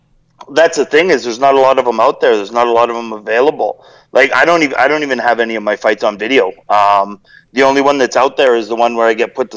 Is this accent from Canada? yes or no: yes; Calgary, Alberta, Canada; I was born in Calgary.